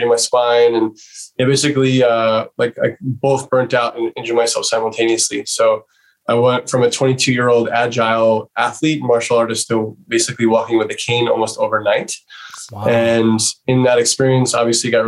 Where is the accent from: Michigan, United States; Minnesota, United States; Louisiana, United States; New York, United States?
New York, United States; New York City; I grew up in New York City